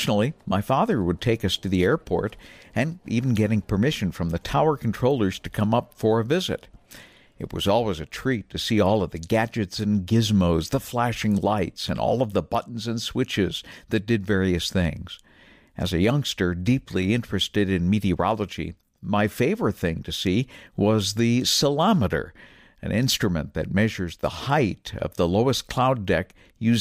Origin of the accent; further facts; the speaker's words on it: New Bedford, Massachusetts, United States; When I grew up in southern New England, I lived about 1 mile away from my hometown airport in New Bedford, Massachusetts, along the south coast